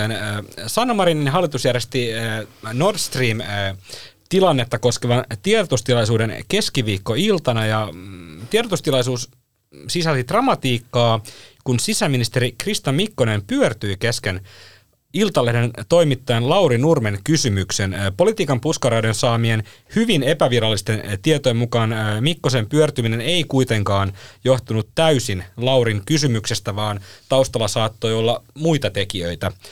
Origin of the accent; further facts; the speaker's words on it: Helsinki, Uusimaa, Finland; Minähän olen siis Helsingistä